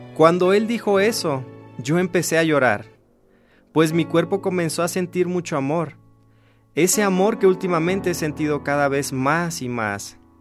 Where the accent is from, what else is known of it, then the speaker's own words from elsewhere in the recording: Lázaro Cárdenas, Michoacán, Mexico; also born or lived in Morelia, Michoacán; salí del lugar donde nací, de Ciudad Lázaro Cárdenas, Michoacán